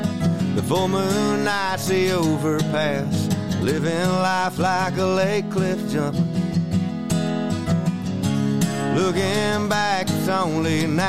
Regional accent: Berea, Kentucky, United States; is about growing up in Berea, Kentucky in the 80s. and just spending all summer riding my bike with the neighborhood kids, playing baseball, and just having a good old time.

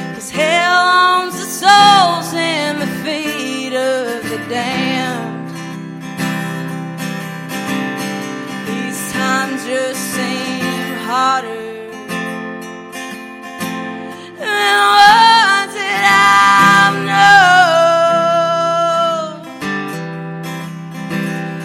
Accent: Red River Gorge, Powell County, eastern Kentucky, United States; I'm from the Red River Gorge in eastern Kentucky

